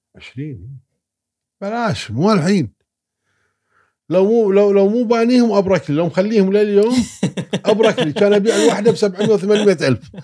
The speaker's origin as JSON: {"language": "Arabic", "country": "Kuwait", "said": "انا كويتي"}